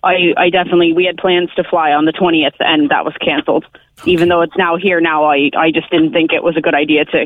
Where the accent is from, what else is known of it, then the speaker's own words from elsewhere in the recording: United States; accent: American; now in Ireland; I'm American by the accent.